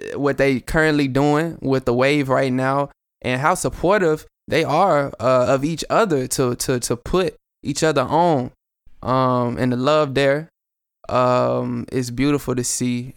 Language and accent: English; Chattanooga, Tennessee, United States; I'm from Chat